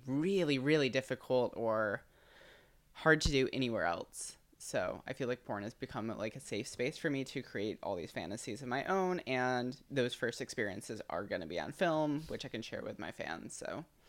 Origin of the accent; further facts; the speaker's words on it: Midwest, United States; moved away; also born or lived in Michigan; I'm from the Midwest